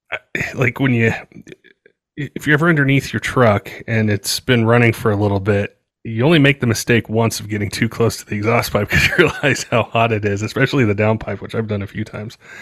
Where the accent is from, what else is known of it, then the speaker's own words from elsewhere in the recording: Colorado, United States; also born or lived in West Coast; I grew up in Colorado. um, and then lived on the West Coast for a little bit.